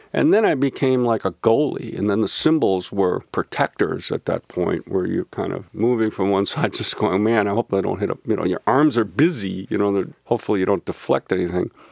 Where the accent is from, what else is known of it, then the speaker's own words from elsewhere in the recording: St. Louis Park, Minnesota, United States; growing up in Saint Louis Park